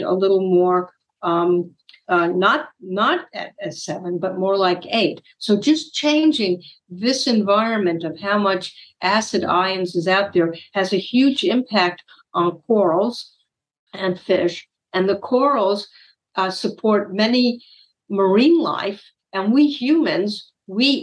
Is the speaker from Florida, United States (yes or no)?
yes; Miami, Florida, United States; moved away; I grew up in Miami, Florida